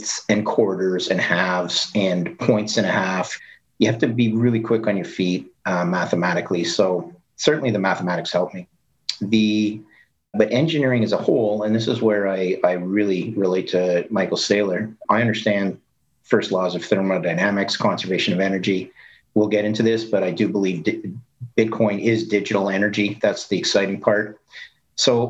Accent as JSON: {"language": "English", "country": "Canada", "also_born_or_lived": "Ithaca, New York, United States", "said": "I'm a Canadian"}